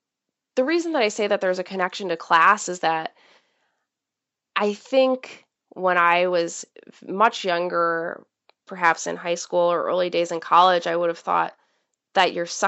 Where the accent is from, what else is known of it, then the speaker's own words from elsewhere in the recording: Midwest, United States; most of the people in the area that I grew up in the Midwest, were either police officers or firemen